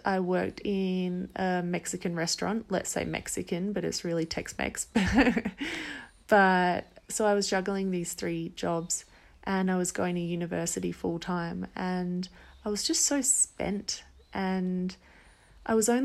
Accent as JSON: {"language": "English", "town": "Perth", "region": "Western Australia", "country": "Australia", "tie": "born or raised there", "also_born_or_lived": "Yankalilla, South Australia", "moved": "as an adult", "lives_now": "Central America", "said": "I'm from Australia, originally a small town in South Australia called Yankalilla. and I lived there for the first 10 years of my life, and then for the next 12 about, I lived in Perth"}